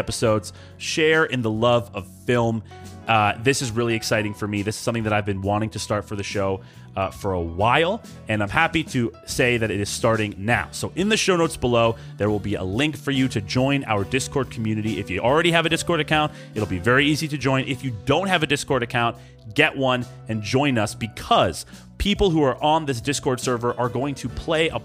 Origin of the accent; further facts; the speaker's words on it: East Brunswick, New Jersey, United States; We're all from East Brunswick, EB for short.